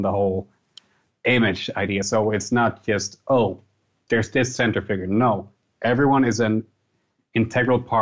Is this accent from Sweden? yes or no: yes; Hässleholm, Skåne, Sweden; metal band in Hasselholm, my hometown